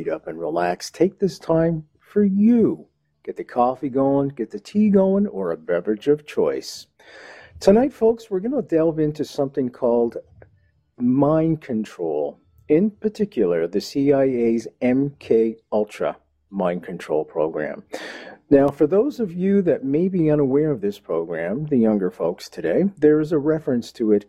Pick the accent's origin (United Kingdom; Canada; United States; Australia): Canada; Montreal, Quebec; McGill University in my hometown of Montreal